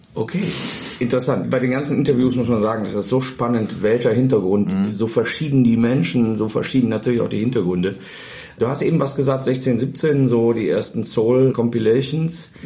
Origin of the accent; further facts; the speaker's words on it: Mönchengladbach, North Rhine-Westphalia, Germany; now in Bielefeld, Germany; Mönchengladbach, wo ich herstamme